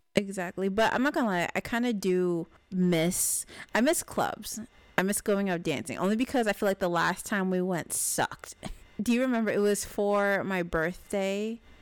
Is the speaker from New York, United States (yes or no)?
yes; New York City, New York, United States; we are from New York. We are based in New York